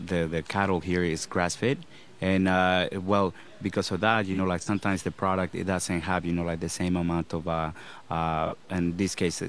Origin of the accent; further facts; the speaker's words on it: Los Angeles, California, United States; now in Costa Rica; I actually grew up in Los Angeles.